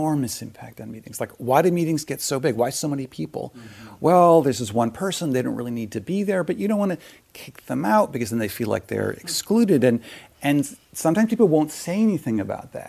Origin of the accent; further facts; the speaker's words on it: Palo Alto, California, United States; now in New York, United States; I grew up in Silicon Valley in Palo Alto, so spent my formative years there.